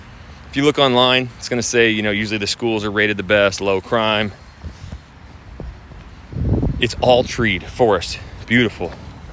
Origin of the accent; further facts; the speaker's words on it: Idaho, United States; moved away as an adult; now in Houston, United States; I'm from Idaho. Like, I was buried in snow 6 months out of the year, and now I'm living like 15, 20 minutes away from the ocean.